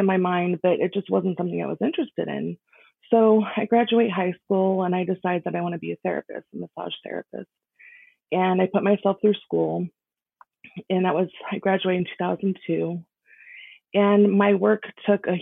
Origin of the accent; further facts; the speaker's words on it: Las Vegas, Nevada, United States; I was born and raised in Las Vegas.